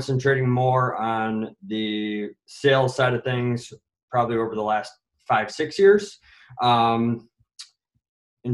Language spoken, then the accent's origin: English; Eau Claire, Wisconsin, United States; also born or lived in Chicago suburbs; So I was born and raised in the Eau Claire area. Elementary, middle, high school, in the Eau Claire area.